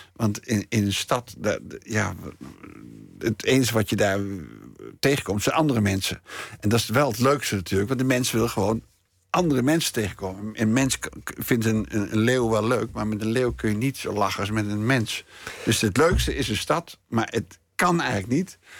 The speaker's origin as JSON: {"language": "Dutch", "town": "Nijmegen", "region": "Gelderland", "country": "Netherlands", "also_born_or_lived": "Amsterdam", "moved": "yes", "said": "ik kom gewoon uit Nijmegen, ik kom gewoon uit de provincie."}